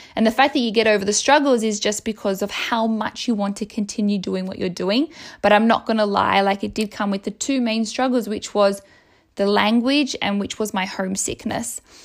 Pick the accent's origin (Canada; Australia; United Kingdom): Australia; Melbourne, Victoria; moved away as an adult; now in Rome, Italy; I, I grew up in Melbourne. Like, it's my country.